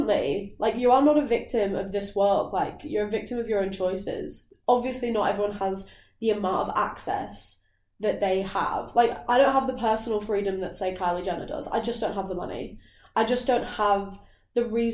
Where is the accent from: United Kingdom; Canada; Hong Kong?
United Kingdom; Lake District, North West England; moved away; also born or lived in London; I am actually from, like, a very beautiful place in England. Like, I'm from the Lake District